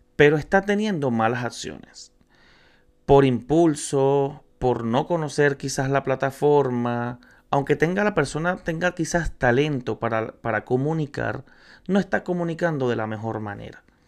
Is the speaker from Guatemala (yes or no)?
no; Venezuela; now in Chile; soy venezolano, me encuentro en Chile, soy inmigrante